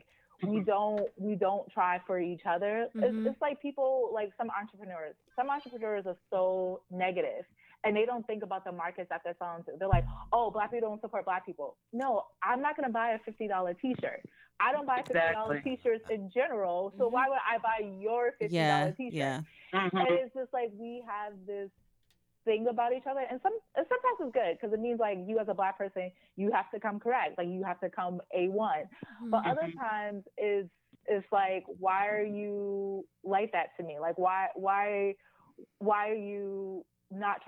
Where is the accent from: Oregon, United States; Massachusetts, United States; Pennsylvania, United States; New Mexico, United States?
Massachusetts, United States; Boston; moved away as an adult; now in Washington, D.C., United States; I'm originally from Grove Hall